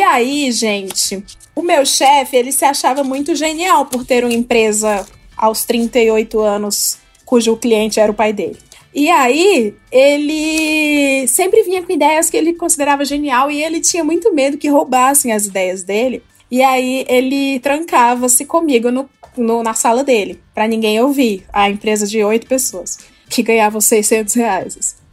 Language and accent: Portuguese; Ceará, Brazil; moved away; Eu sou do estado do Ceará